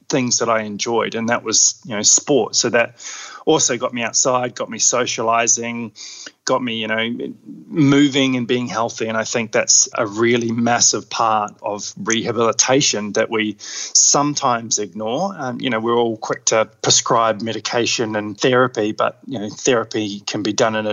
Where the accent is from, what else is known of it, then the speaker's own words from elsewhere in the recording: Queenstown, Otago, New Zealand; now in Australia; I grew up in New Zealand in Queenstown, so had pretty adventurous upbringing.